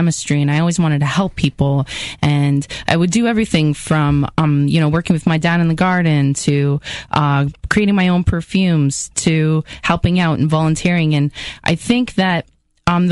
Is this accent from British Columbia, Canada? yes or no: no; Welland, Ontario, Canada; It was cool growing up in Welland